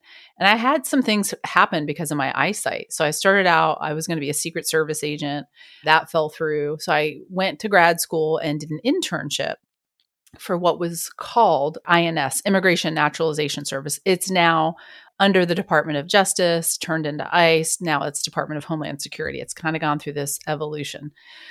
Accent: New Jersey, United States; also born or lived in New York; now in Wichita, United States; I was born in the Bronx and raised in New Jersey. Oh, wow. So at about first grade, my parents are hardcore New Yorkers, lots of family in New York. We moved to New Jersey, but I was always in New York

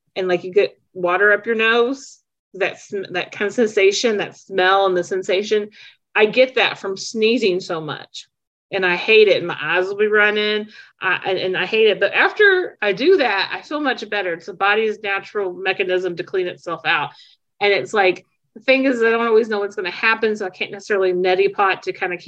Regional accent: Charleston, West Virginia, United States; now in Louisville, United States; I'm from Charleston, West Virginia

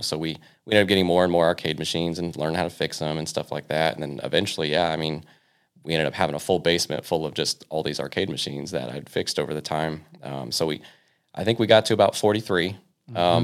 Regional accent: Victorville, California, United States; moved away as an adult; also born or lived in New Paris, Ohio; originally, I was born and raised in uh, Southern California. Um, so I grew up a lot of my uh, you know kind of young high school days in uh, Victorville

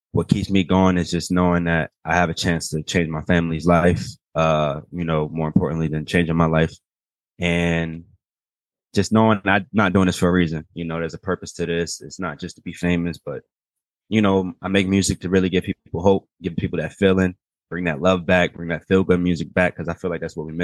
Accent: Atlanta, Georgia, United States; also born or lived in Baltimore, Maryland; West Baltimore was where I stayed at until like about 5 years old. And then ended up moving out here. And I've been here since. I've been here for years. So I'm from Atlanta too.

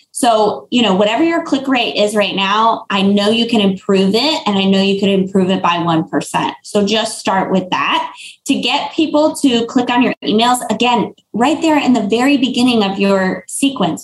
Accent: Florida, United States; I'm from Florida

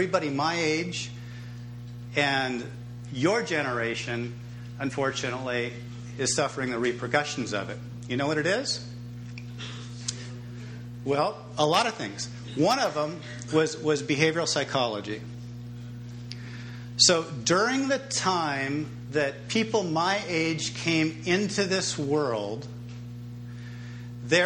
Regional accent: Reedley, California, United States; also born or lived in Fresno, California; And across the street from that tennis courts, it's called Hope Street, is my parents' house. And that's where I grew up, in that house.

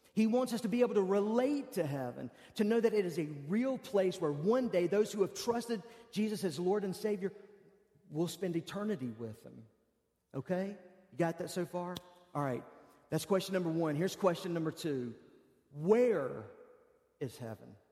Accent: United States; I'm an American

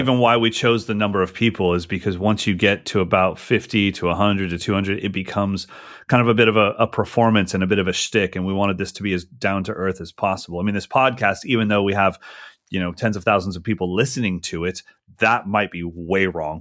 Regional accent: United States; as an American

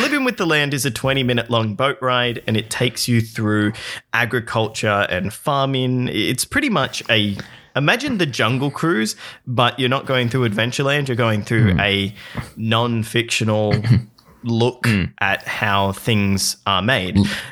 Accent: Australia; as an Australian

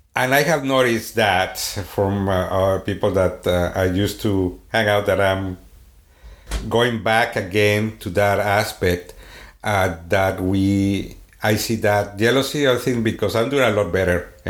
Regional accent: Sweden; accent: Swedish; English is a second language; moved away; my Swedish accent

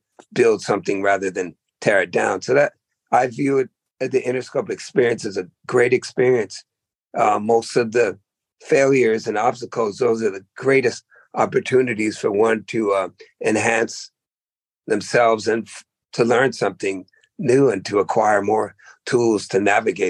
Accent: the Berkshires, Massachusetts, United States; moved away; also born or lived in Oakland, California; I was born in Massachusetts, you know, and, you know, that town I was born, the Berkshires, was probably the whitest place in the world. And I went from there to the blackest place in the world, Oakland

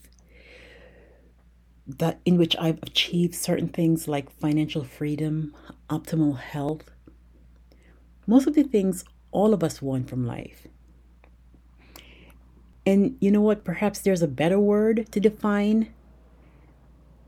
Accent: United States; I grew up in America

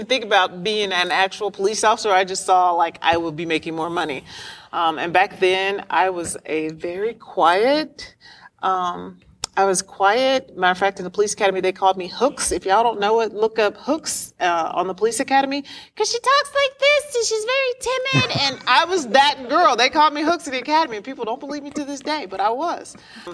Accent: Kansas City, Kansas, United States; I grew up in Kansas City, Kansas, Wyandotte County

